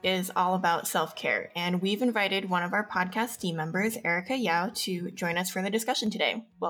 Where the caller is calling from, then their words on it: Denver, Colorado, United States; I'm your co-host … I am recording from Denver, Colorado.